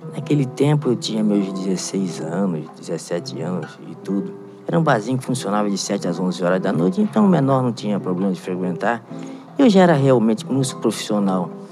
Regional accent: Rio de Janeiro, Brazil; also born or lived in Varre-Sai, Rio de Janeiro; Eu morei em São Cristóvão, fui criado em São Cristóvão

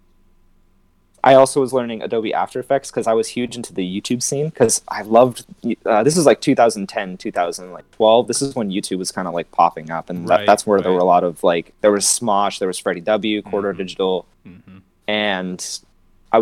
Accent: Los Angeles, California, United States; I'm from Los Angeles

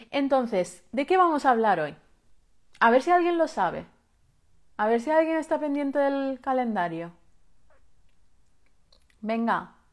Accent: Balearic Islands, Spain; Eh, yo soy de Menorca

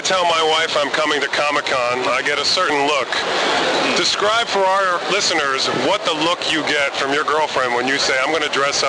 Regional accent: Northeast Pennsylvania, United States; born or raised there

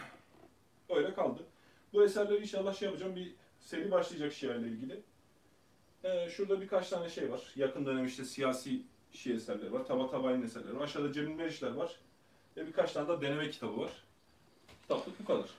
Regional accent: Ankara, Turkey; also born or lived in Ereğli, Konya / Meram, Konya; Ankara, doğma büyüme, Kütük, Konya, Ereğli.

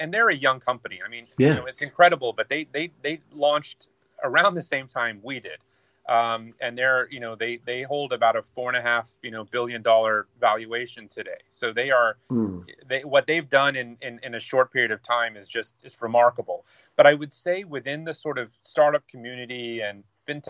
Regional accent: United States; me being American

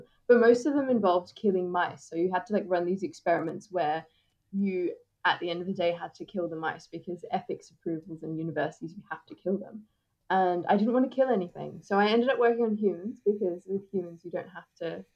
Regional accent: Australia; accent: David Attenborough's accent; I'm from Australia and I'm South Asian

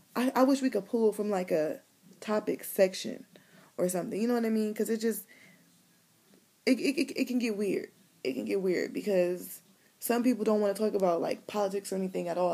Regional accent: Cleveland, Ohio, United States; I'm from Cleveland, I'm from the city

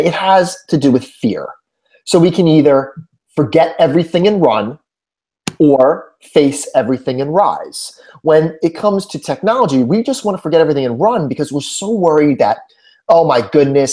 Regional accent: Northeast, United States; moved away as an adult; also born or lived in New Jersey; now in Houston, United States; before my move to Houston, I was born and raised in the Northeast

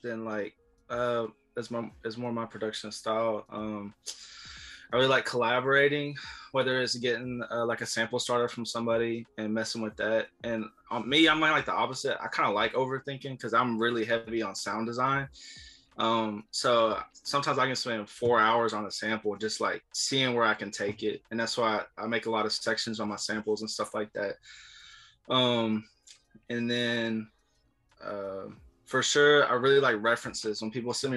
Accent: Silsbee, Texas, United States; I'm from Silsbee, Texas, primarily a sample maker

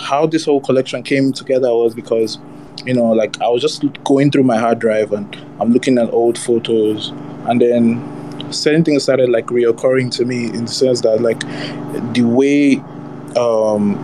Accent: Lagos, Nigeria; also born or lived in Abuja; I grew up in Lagos, most of my life in Lagos

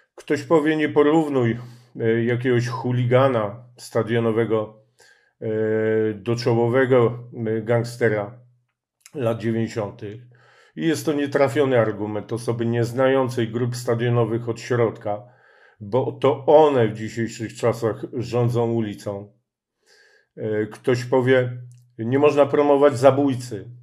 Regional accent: Warsaw, Masovian Voivodeship, Poland; wychowywałem się na, Ocho na Ochockim Rakowcu

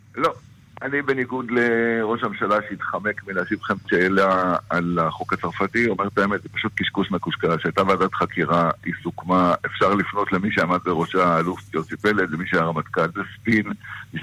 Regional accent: Northern District, Israel; אני גדלתי שם.

